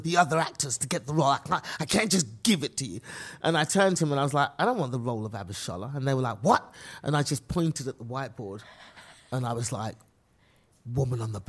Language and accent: English; England, United Kingdom; accent: British; moved away as an adult; now in United States; I am from England